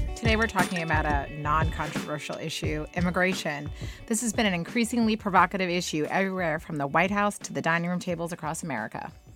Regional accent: United States; as an American

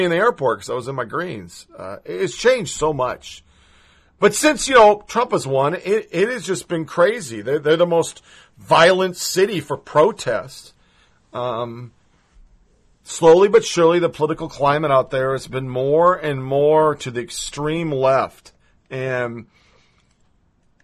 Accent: Oregon, United States; moved away as an adult; also born or lived in Mojave; I'm from Oregon

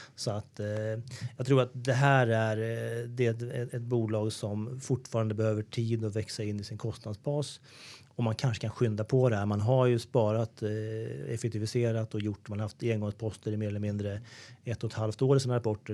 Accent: Sweden; Vi är ju vana som svenskar

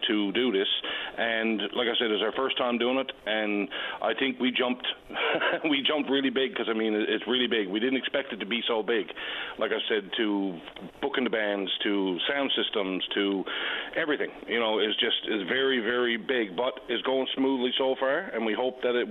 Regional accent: Lower Island Cove, Newfoundland and Labrador, Canada; I'm calling today. I'm from Lower Alancove, vice president of the AYLA out here

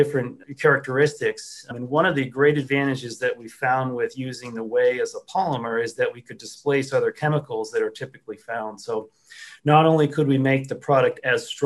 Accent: northeastern Vermont, United States; I grew up in northeastern Vermont

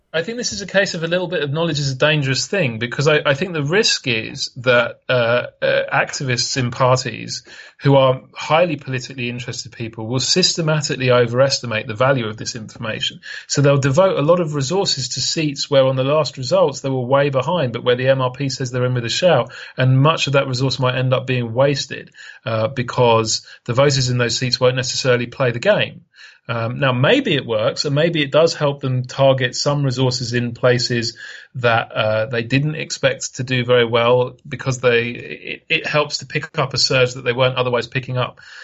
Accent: United Kingdom; when I was a young lad growing up in Britain

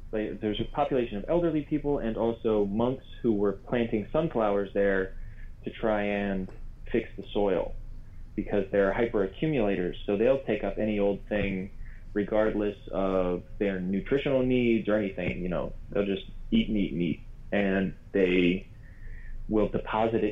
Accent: Maryland, United States; I'm from Maryland originally

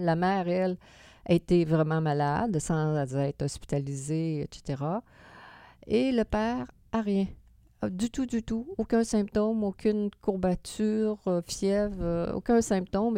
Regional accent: Quebec City, Quebec, Canada; comme on est de Québec

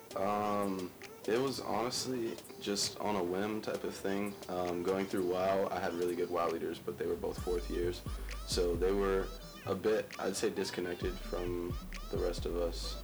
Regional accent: Culver City, California, United States; moved away as an adult; now in San Luis Obispo, United States; I'm from Culver City, California, which is a medium medium-sized town in the Los Angeles area

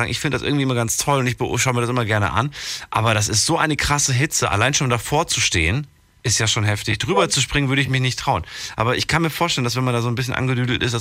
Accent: Wiesbaden, Hesse, Germany; Äh, ich komme aus Wiesbaden.

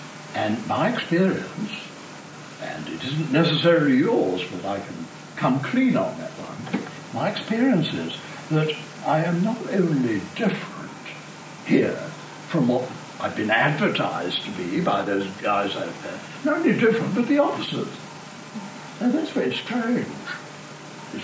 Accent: South Africa; I mean, we're grateful for being South African, we're grateful for being male or female or old or young, whatever it is.

